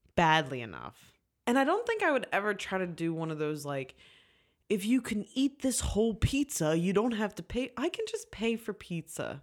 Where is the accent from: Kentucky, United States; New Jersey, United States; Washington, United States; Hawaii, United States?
New Jersey, United States; moved away; also born or lived in Philadelphia; I'm from Jersey